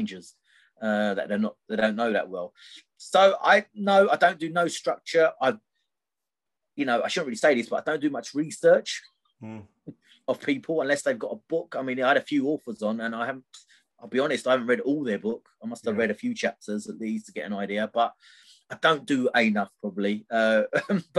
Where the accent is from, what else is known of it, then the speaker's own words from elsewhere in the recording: Gravesend, South East England, United Kingdom; I'm from Gravesend originally.